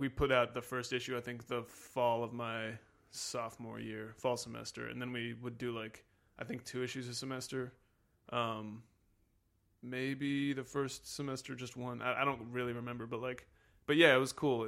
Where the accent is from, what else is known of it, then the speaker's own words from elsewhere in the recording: Washington, District of Columbia, United States; I'm from Washington, D C